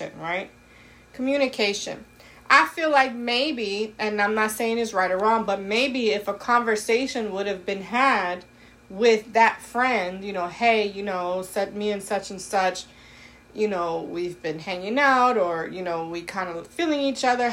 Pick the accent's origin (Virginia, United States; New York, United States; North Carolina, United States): New York, United States; New York City; I'm from Brooklyn